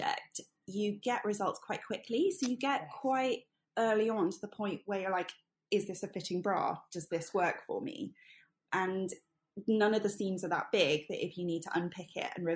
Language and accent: English; Hertfordshire, East of England, United Kingdom; also born or lived in Singapore; now in London, United Kingdom; I was born and bred outside of London in Hertfordshire